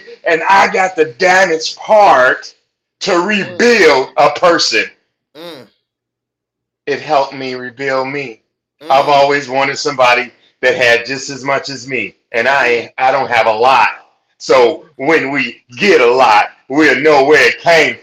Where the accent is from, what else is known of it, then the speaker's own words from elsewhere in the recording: Chicago, Illinois, United States; also born or lived in Minneapolis, Minnesota; now in California, United States; Born and raised in the Four Seasons in Chicago